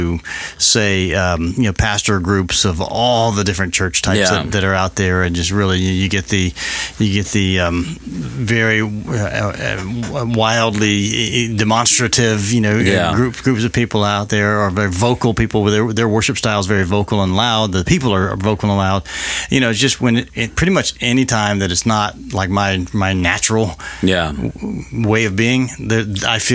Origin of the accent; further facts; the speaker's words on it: United States; I grew up in America, and I grew up during this era when we were doing the bomb drills